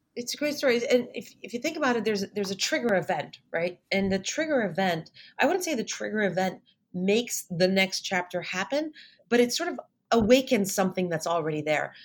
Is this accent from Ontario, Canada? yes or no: no; Montreal, Quebec, Canada; moved away as an adult; also born or lived in Ithaca, New York; I'm originally from Montreal. So, I was uh, born and raised in Montreal